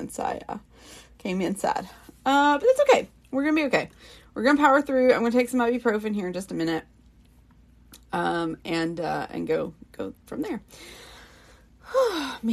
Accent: the South, United States; accent: Southern; I'm from the South, and so, I mean, I have my moments where I sound more Southern

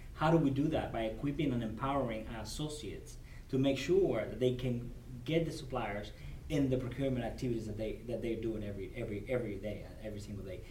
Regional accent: Cuba; English is a second language; moved away as an adult; now in United States; I was born and raised in Cuba. So I immigrated in 1998

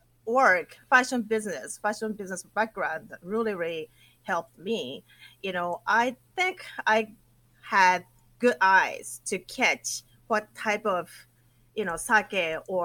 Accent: Akita, Japan; English is a second language; moved away as an adult; also born or lived in Tokyo, Japan / New York, United States; how beautiful my hometown was

